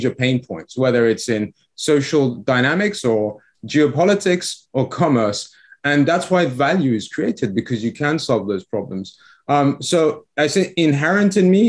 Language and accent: English; England, United Kingdom; accent: English; moved away as an adult; also born or lived in Iran; now in Florida, United States; we came to the UK